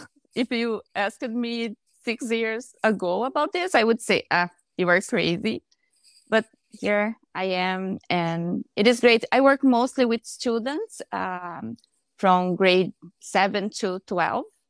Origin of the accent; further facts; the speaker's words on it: Brazil; English is a second language; moved away as an adult; now in Canada; I am from Brazil, but I'm living in Canada with my husband